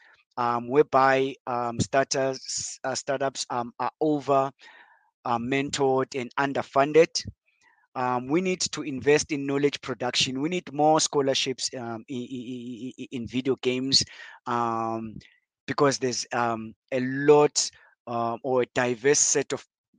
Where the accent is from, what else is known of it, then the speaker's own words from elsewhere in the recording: Cape Town, Western Cape, South Africa; now in Johannesburg, South Africa; I'm originally from Cape Town. So before I came to Johannesburg